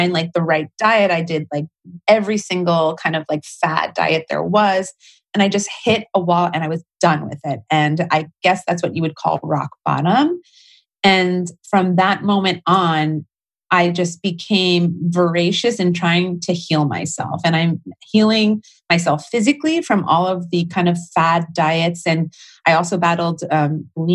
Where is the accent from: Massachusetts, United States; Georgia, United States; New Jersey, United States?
New Jersey, United States; I grew up pretty mainstream in New Jersey, right outside New York City